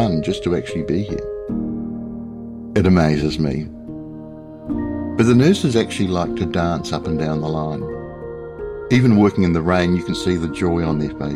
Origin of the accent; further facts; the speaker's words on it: New Zealand; a large hospital system near where I grew up in New Zealand